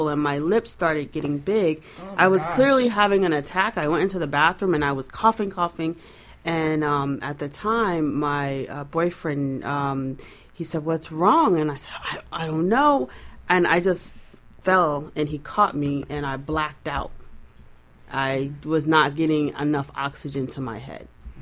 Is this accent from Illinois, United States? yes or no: no; New York, United States; I'm from New York